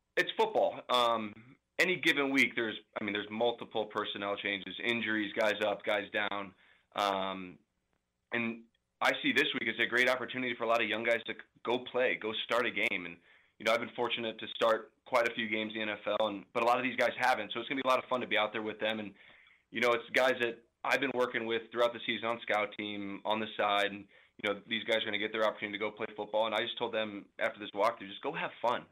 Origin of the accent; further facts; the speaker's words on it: St. Louis, Missouri, United States; now in Kansas City, United States; I'm from Saint Louis